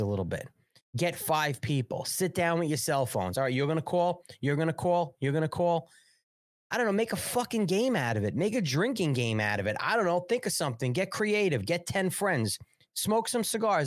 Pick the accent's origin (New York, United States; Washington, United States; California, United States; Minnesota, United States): New York, United States; now in South Carolina, United States; I'm a New Yorker